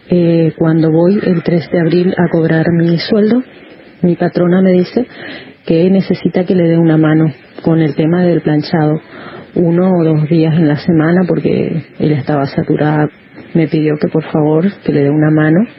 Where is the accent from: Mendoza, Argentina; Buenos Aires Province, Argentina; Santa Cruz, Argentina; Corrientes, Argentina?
Corrientes, Argentina; soy de Corrientes